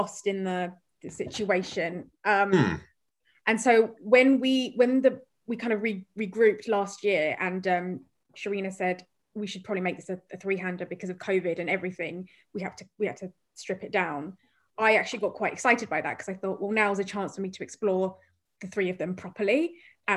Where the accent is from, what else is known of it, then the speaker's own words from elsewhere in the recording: Croydon, London, United Kingdom; growing up in Croydon and South London